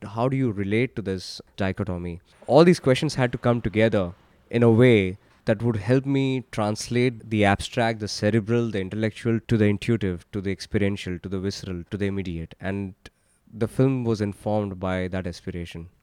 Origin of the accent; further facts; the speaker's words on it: India; Growing up in India in the nineties and early two thousands